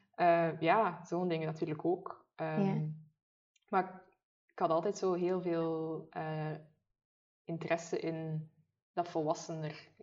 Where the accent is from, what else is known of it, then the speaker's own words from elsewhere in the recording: Maldegem, Flanders, Belgium; accent: a little West Flemish; ik ben eigenlijk van Maldegem. Ja. Uh, eh, zit nog in Oost-Vlaanderen, het Meetjesland